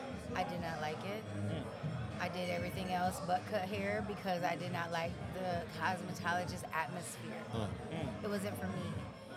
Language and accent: English; Cleveland, Ohio, United States; I am from Cleveland, Ohio.